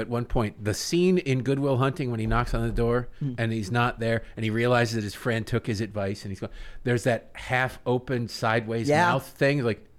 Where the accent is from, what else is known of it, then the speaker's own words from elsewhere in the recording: Michigan, United States; I'm from Michigan. Tim Allen, Michigan. Detroit.